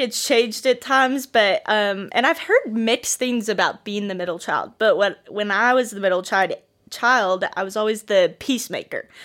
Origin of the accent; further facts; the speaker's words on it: Bettendorf, Iowa, United States; moved away as an adult; also born or lived in Joplin, Missouri; now in Northwest Arkansas, United States; I am originally from Bettendorf, Iowa